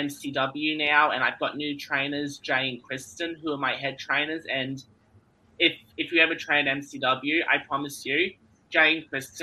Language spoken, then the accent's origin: English; Melbourne, Victoria, Australia; I'm from Melbourne, Australia, and I've been wrestling for 4 years now. And here in Melbourne, I train at the NCW Academy